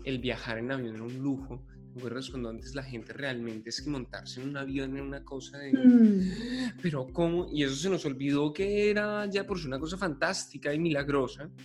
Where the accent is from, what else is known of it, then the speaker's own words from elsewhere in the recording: Bogotá, Colombia; me siento profundamente bogotano